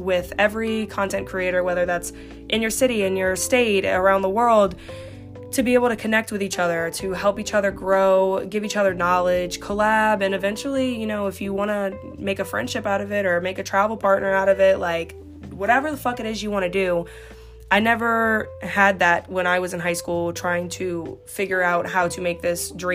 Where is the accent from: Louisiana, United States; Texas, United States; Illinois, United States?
Louisiana, United States; Slidell; I stayed in Slidell